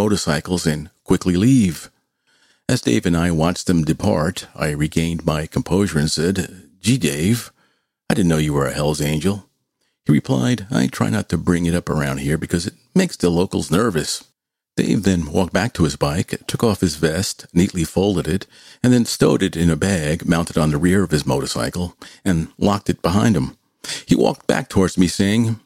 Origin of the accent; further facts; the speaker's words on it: New York, United States; I was from New York